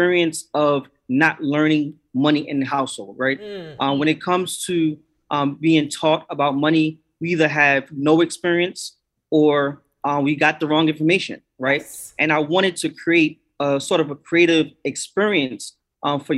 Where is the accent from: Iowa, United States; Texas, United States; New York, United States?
New York, United States; now in Philadelphia, United States; I'm originally from New York. I'm in Philly now